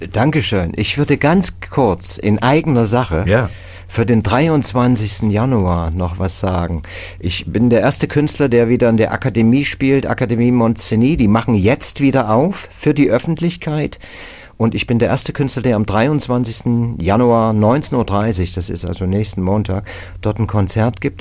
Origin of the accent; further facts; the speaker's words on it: Dresden, Saxony, Germany; moved away as an adult; also born or lived in Berlin; now in Ruhr area, Germany; Ich wollte als Kind in Dresden an der Elbe Fährmann werden